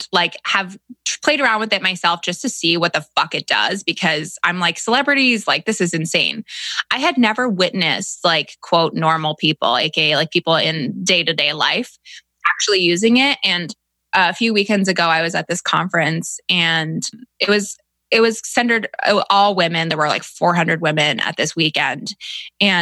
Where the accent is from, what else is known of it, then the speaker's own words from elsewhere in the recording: Canada; moved away; I'm from Canada originally